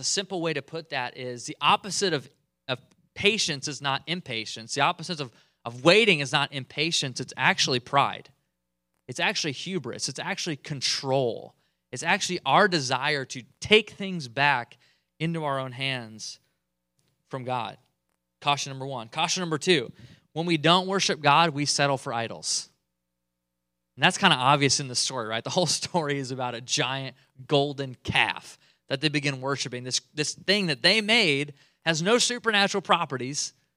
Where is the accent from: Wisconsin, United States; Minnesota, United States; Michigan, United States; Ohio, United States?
Michigan, United States; moved away; also born or lived in Eastern Canada; I, I grew up in Michigan, cold